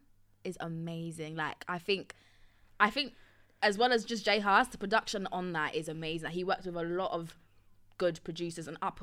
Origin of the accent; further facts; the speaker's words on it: Essex, East of England, United Kingdom; I'm from Essex.